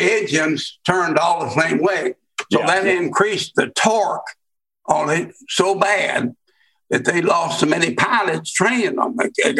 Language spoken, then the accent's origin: English; Oklahoma City, Oklahoma, United States; Well, I'm an Oklahoma native. I'm born here. I spent most of my life in Oklahoma City, in my adult life anyway. I moved here when I was about 9 years old.